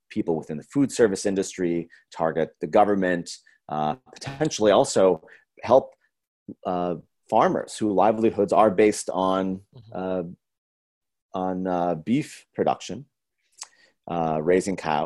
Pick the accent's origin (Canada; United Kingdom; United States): United States; Minneapolis, Minnesota; moved away; I'm originally from Minneapolis, Minnesota